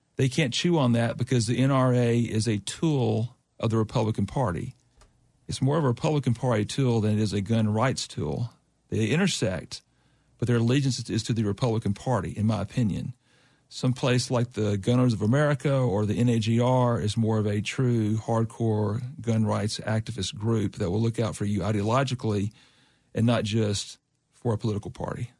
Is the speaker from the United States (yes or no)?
yes; Alabama, United States; I'm from Alabama.